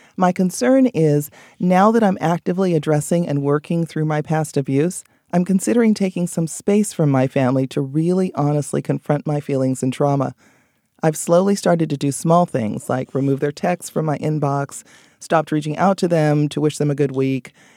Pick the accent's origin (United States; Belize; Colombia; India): Belize; moved away